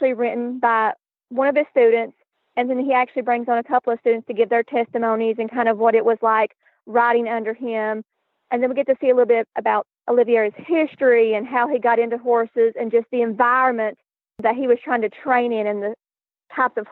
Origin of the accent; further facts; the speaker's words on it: Tennessee, United States; accent: southern; I am from Tennessee, right smack dab in the mountains in between Knoxville and Chattanooga. So, yes, the accent is very strong